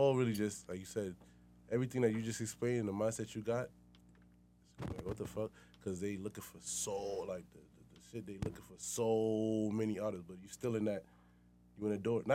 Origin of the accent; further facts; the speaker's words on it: West Babylon, New York, United States; I'm from West Babylonia